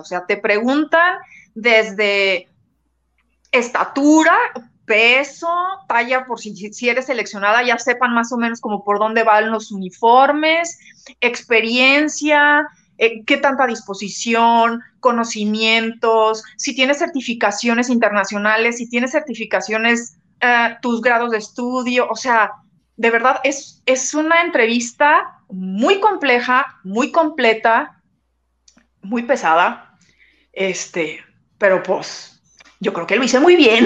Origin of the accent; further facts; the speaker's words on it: Mexico; soy de México